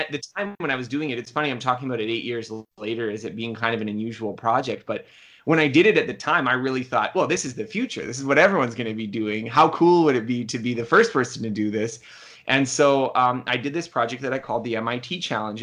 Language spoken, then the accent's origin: English; Canada; I'm Canadian